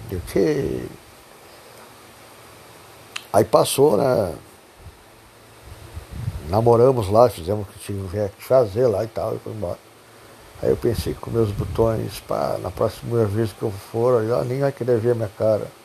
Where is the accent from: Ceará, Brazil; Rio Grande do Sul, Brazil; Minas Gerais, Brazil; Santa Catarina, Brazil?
Rio Grande do Sul, Brazil; Jaguarão; Eu sou natural de Jaguarão.